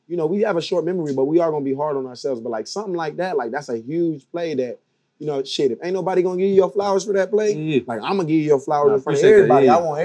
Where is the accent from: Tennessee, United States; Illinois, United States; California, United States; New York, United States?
Tennessee, United States; now in Los Angeles, United States; But, like, I'm from Tennessee.